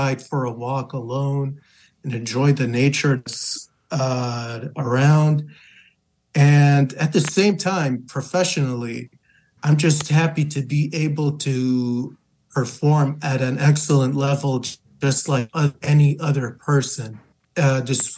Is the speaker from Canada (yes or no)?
no; Lebanon; moved away as an adult; now in Michigan, United States; I moved to Michigan from my home country of Lebanon with my family back in October 2021. And at that time, I had just received my bachelor's.